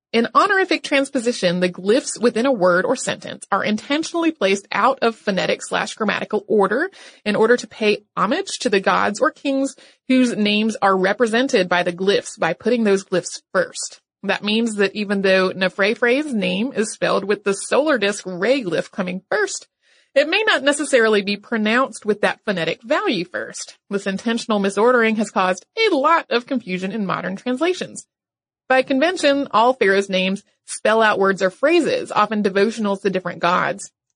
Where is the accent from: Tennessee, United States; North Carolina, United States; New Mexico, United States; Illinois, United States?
North Carolina, United States; my home state, which is North Carolina